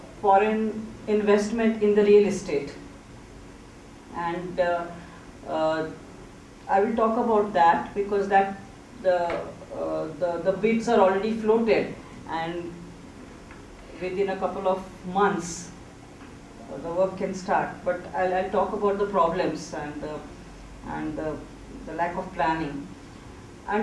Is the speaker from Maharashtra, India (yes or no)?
yes; Mumbai, Maharashtra, India; I am from Mumbai, Bombay